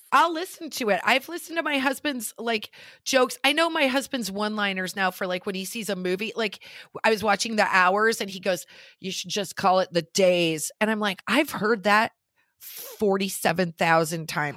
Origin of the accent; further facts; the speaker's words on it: Nebraska, United States; now in Los Angeles, United States; we're both from Nebraska, but we did not meet in Nebraska